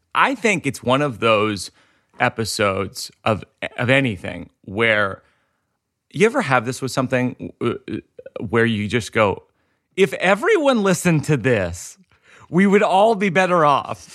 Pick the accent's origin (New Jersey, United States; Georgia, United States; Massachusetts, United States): Massachusetts, United States; Shrewsbury; I'm from Shrewsbury